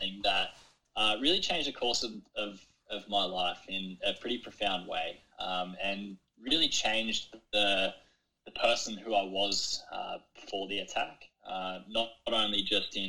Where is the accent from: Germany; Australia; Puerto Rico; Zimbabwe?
Australia; Kiama, New South Wales; growing up in Kiama around the ocean is something that has really shaped me